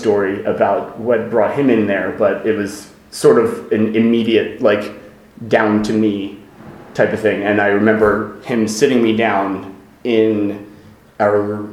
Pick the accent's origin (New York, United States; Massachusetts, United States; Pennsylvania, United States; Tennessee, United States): Pennsylvania, United States; Havertown; also born or lived in Lankenau Hospital, near Philadelphia; I grew up in Havertown, which is in Delaware County, right next door to, within the Philadelphia region